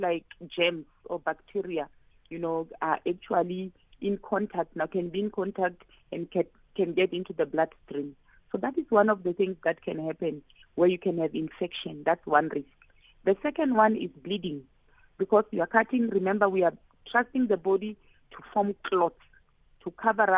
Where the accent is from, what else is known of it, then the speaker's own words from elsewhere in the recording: Limpopo, South Africa; I'm from Limpopo.